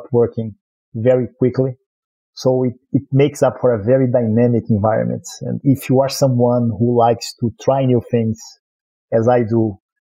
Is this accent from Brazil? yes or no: yes; Rio de Janeiro, Brazil; accent: Brazilian; English is a second language; moved away as an adult; now in United States; I was born in Brazil, in Rio, born and raised, actually, lived in a lot of places, and became a U.S. citizen a few years back